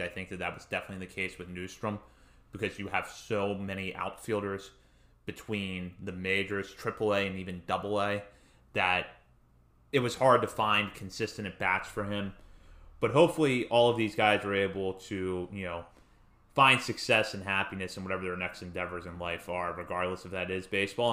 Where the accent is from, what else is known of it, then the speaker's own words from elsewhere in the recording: Hagerstown, Maryland, United States; I'm from Hagerstown